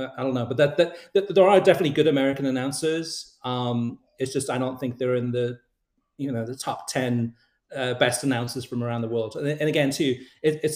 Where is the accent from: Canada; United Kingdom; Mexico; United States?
United Kingdom; moved away; I'm originally from the UK